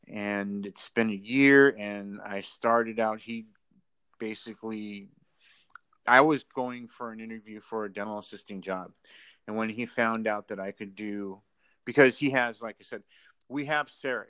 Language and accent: English; San Diego, California, United States; now in Los Angeles, United States; I came out from San Diego to LA to I was living out of my car and everything.